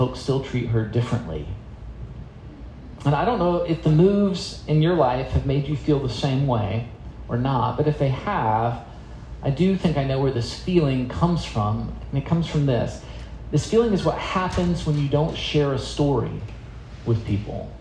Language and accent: English; South Carolina, United States; also born or lived in Florida; now in Maryland, United States; I grew up in South Carolina.